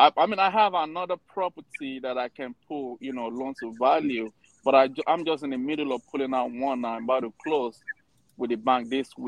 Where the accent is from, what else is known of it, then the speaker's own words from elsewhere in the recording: Ohio, United States; I'm from Ohio